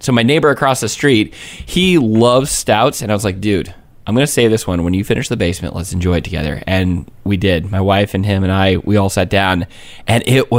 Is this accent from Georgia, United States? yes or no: yes; Georgia, United States; I grew up in Georgia. I've never been to Savannah.